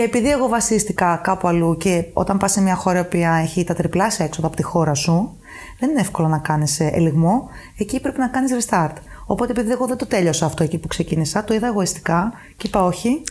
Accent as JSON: {"language": "Greek", "town": "Paros", "region": "South Aegean", "country": "Greece", "tie": "born or raised there", "also_born_or_lived": "Athens, Greece / Germany", "moved": "as an adult", "lives_now": "Luxembourg", "said": "Μετά είχαμε εξοχικό ένα σπίτι στην Πάρο και αποφασίσαμε να μείνουμε μόνιμα για να μεγαλώσω κοντά στη θάλασσα."}